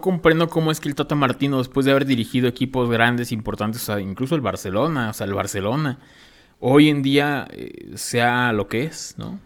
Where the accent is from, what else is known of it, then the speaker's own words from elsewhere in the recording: Mexico; a nosotros mexicanos